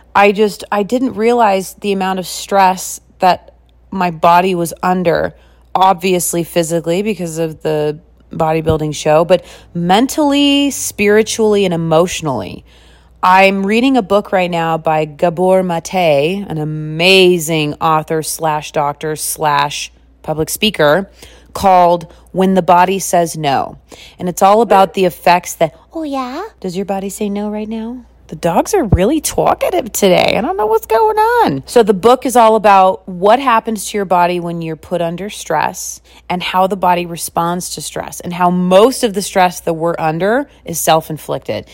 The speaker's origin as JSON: {"language": "English", "region": "West Coast", "country": "United States", "tie": "born or raised there", "also_born_or_lived": "Wisconsin / Las Vegas, Nevada", "lives_now": "Salt Lake City, United States", "said": "I grew up on the West Coast"}